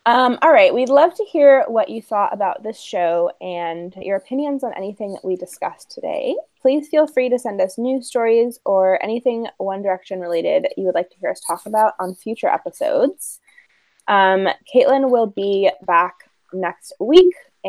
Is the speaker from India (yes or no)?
no; Ireland; I know I'm making fun of that spelling, but I'm Irish, so it's okay.